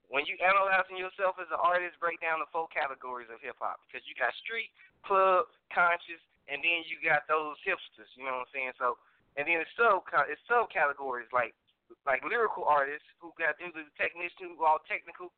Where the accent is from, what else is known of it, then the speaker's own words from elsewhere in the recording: Chicago, Illinois, United States; moved away; also born or lived in Missouri City, Texas; you got my 708 number because, you know, I'm from the Chi originally.